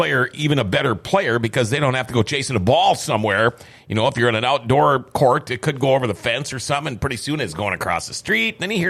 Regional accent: Fargo, North Dakota, United States; moved away; I'm going to my hometown for a birthday. I'm going to Fargo.

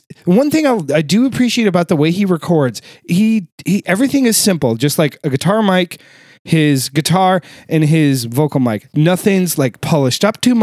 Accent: California, United States; also born or lived in Arizona / Nevada; I grew up in the West. I grew up in California, spent a lot of time in Arizona and Nevada

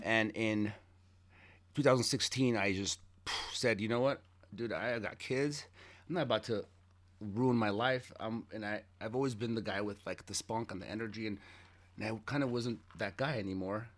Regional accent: Los Angeles, California, United States; also born or lived in Armenia / Queens, New York; when I came from Armenia, we moved, uh, to Queens and then, uh, for a few months and then we moved to Hollywood out of nowhere. And it was on North Kingsley Drive. I grew up there.

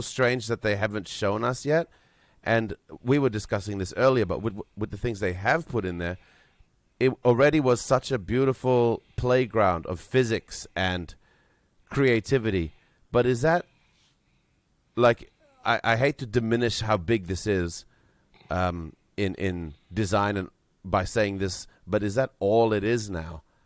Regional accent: Vanuatu; I was born myself in Vanuatu, and my mother grew up in New Caledonia.

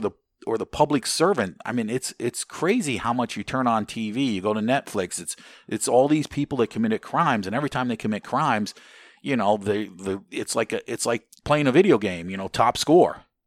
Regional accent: United States; as an American

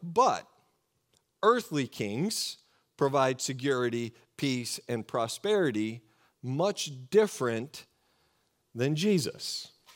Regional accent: Oregon, United States; I grew up in Oregon, just about an hour and a half from the coast of Oregon

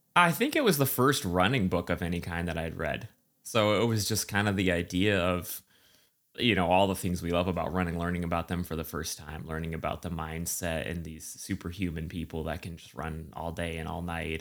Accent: central New Hampshire, United States; moved away; also born or lived in Boston; grew up in central New Hampshire

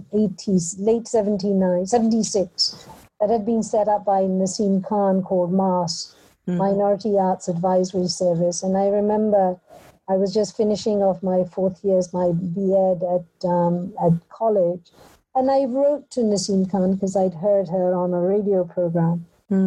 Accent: Punjab, India; born there; I was born in India. Mm-hmm. In Punjab, in a rural village.

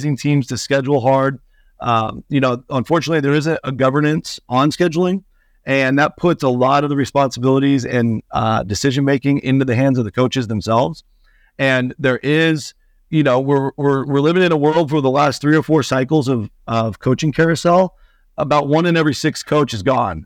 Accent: Seattle, Washington, United States; moved away; I'm from Seattle originally

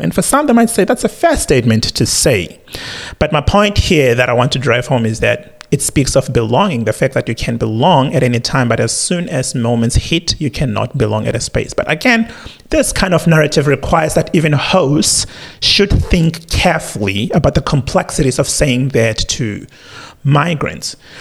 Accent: South Africa; now in Australia; as a South African

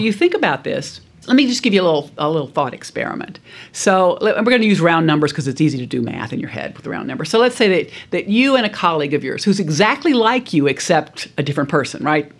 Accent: South Louisiana, United States; I grew up in South Louisiana

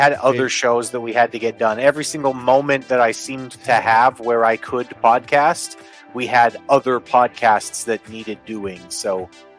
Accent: Canada; as a Canadian

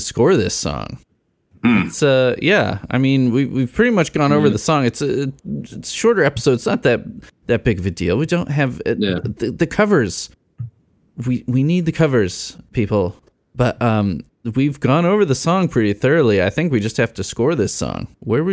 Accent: Midwest, United States; I'm a Midwesterner

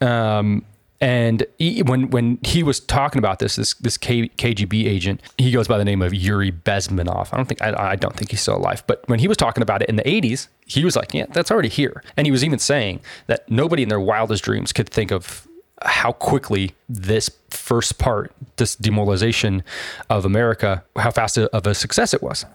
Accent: San Diego, California, United States; I was born and raised in San Diego

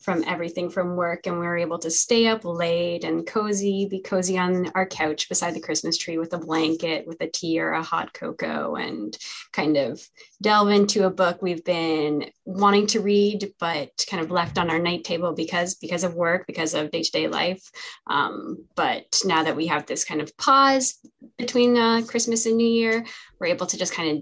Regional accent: Hamilton, Ontario, Canada; I'm from Hamilton, Ontario.

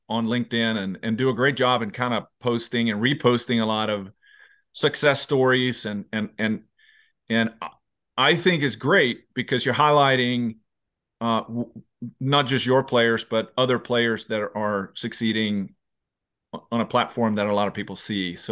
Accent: Sweden; I grew up in Sweden

